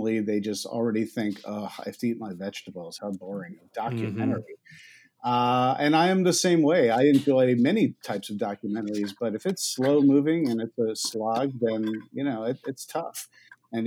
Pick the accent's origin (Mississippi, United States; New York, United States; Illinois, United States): New York, United States; moved away as an adult; also born or lived in Ithaca, New York; now in Los Angeles, United States; I grew up in New York